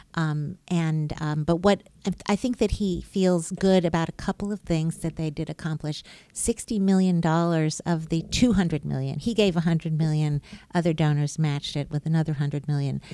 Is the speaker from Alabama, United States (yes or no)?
yes; Birmingham, Alabama, United States; I was born and raised in Birmingham, Alabama